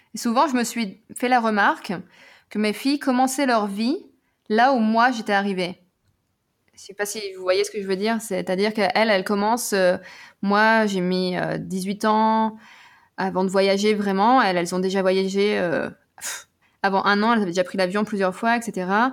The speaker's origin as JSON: {"language": "French", "town": "Nevers", "region": "Bourgogne-Franche-Comté", "country": "France", "tie": "born or raised there", "also_born_or_lived": "England / United States", "moved": "as an adult", "lives_now": "Berlin, Germany", "said": "à Nevers, en Bourgogne, là où j'ai grandi"}